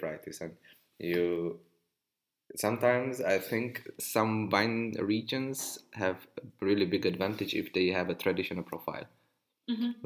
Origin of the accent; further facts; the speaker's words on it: Hungary; I come from Hungary